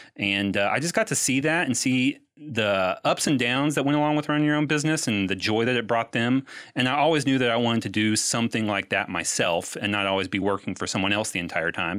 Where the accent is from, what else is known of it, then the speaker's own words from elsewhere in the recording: Louisville, Kentucky, United States; moved away as an adult; also born or lived in Texas; born and raised in Louisville, I lived in Texas for that job for a little while.